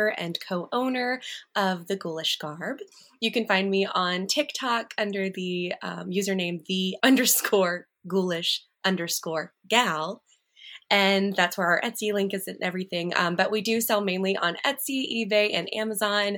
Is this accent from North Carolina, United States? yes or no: no; Alabama, United States; I'm from Alabama